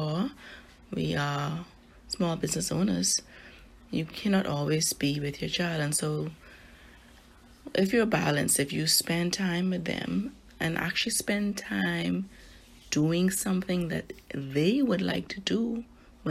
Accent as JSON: {"language": "English", "town": "Nassau", "region": "New Providence", "country": "Bahamas", "tie": "born or raised there", "said": "I was born and raised in Nassau, Bahamas."}